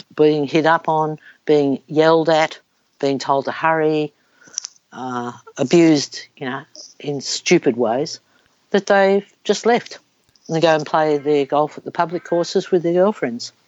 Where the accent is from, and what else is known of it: Melbourne, Victoria, Australia; born or raised there